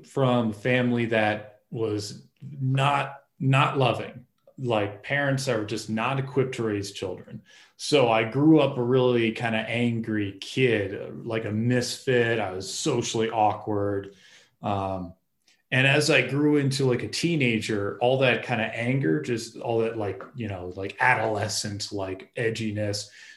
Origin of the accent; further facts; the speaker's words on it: Massachusetts, United States; I grew up in Massachusetts